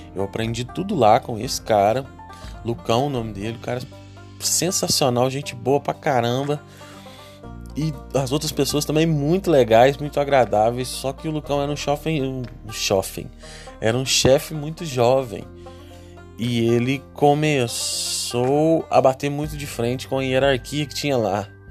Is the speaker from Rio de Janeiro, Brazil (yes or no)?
no; Três Pontas, Minas Gerais, Brazil; moved away as an adult; also born or lived in Varginha; now in Uberaba, Brazil; eu sou natural de uma cidade chamada Três Pontas, no sul de Minas